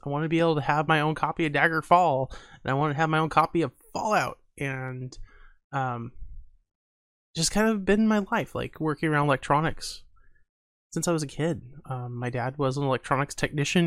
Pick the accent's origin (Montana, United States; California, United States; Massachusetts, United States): Montana, United States; my family is, has a huge technology background, even though we are from Montana